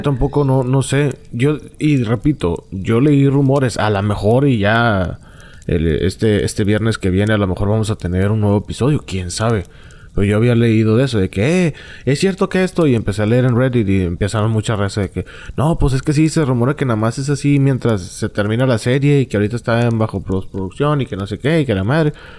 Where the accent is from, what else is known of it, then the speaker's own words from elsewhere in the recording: Monterrey, Nuevo León, Mexico; accent: norteño; yo soy norteño y tengo mi manera de hablar curiosa para ellos